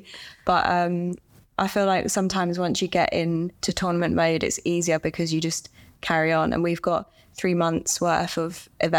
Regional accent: England, United Kingdom; I'm from England and I'm a professional golfer.

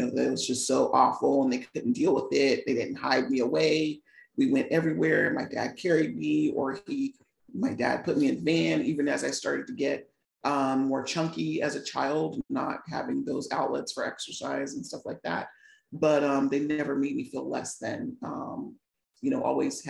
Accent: Virginia, United States; I was born and raised in Virginia. I'm still in Virginia, just outside of DC, about 45 minutes away

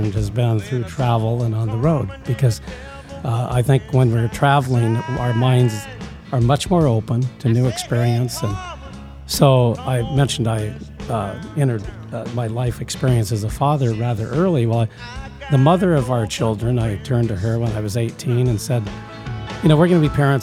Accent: Iowa, United States; I was from Iowa

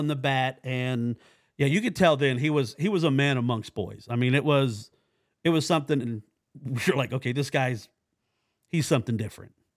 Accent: Oklahoma, United States; also born or lived in Virginia Beach; I'm from Oklahoma

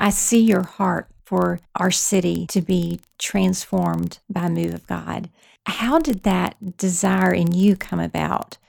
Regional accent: Thomasville, Georgia, United States; my hometown of Thomasville, Georgia

